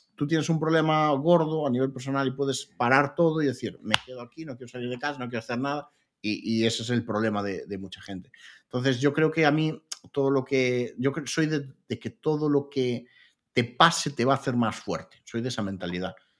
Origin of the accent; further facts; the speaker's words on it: Lugo, Galicia, Spain; yo soy de Lugo